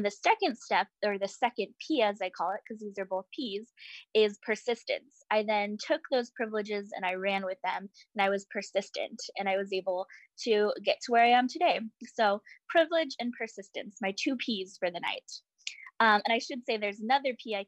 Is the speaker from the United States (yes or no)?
yes; Orange County, California, United States; I grew up in Orange County, California. So I'm a proud Southern Californian